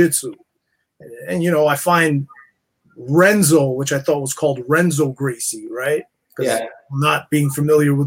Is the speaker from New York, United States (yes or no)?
yes; New York City, New York, United States; Growing up in Queens, New York, went to St. John's